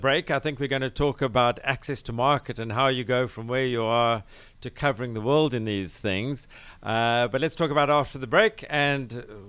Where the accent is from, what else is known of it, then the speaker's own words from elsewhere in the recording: Cape Town, Western Cape, South Africa; moved away as an adult; You can tell from my accent, I'm not originally from here, originally from Cape Town mm-hmm. in South Africa, but been here for some 25 years building a succession of technology businesses.